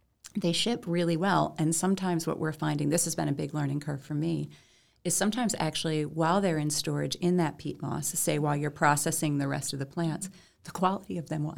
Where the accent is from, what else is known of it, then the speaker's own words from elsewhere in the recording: Lewis County, upstate New York, United States; moved away as an adult; also born or lived in Brooklyn, New York; I'm from upstate, I'm from Lewis County, but spent my adult life in the city